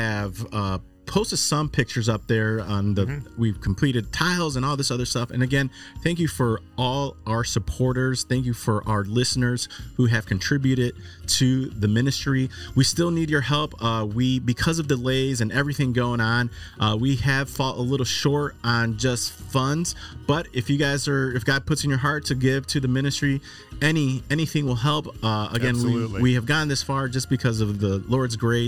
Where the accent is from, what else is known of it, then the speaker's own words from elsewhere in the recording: Chicago, Illinois, United States; moved away as an adult; now in Texas, United States; I am from Chicago and I've moved to Texas not too long ago